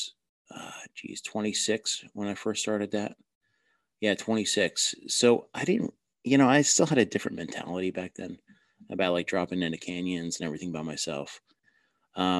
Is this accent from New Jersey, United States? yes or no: yes; New Jersey, United States; accent: Jersey; I'm from New Jersey.